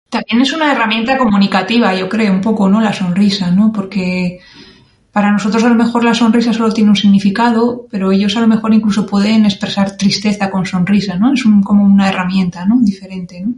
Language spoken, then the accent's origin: Spanish; San Sebastián, Basque Country, Spain; moved away as an adult; Nací en 1981 en San Sebastián, al norte de España.